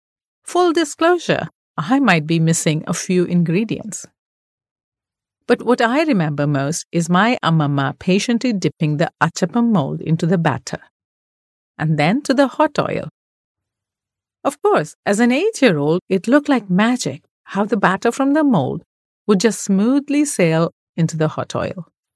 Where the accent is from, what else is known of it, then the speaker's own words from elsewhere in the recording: Mumbai, Maharashtra, India; The best part about growing up in Bombay, a very diverse city, which is Mumbai now, is that one gets to celebrate so many different holidays and taste a variety of food.